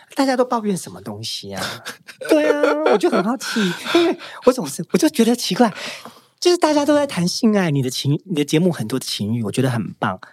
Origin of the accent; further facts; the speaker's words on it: Taiwan; 大家都说我是台湾人的骄傲